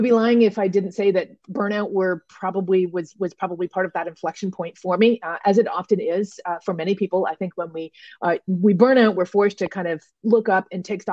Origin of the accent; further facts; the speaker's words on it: Toronto, Ontario, Canada; moved away as an adult; I do now have a home base again in my hometown of Toronto